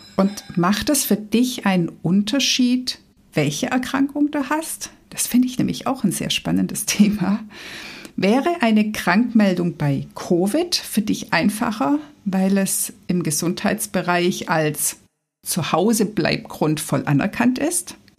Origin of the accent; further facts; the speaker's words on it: Swabia, Germany; Ich als Schwabe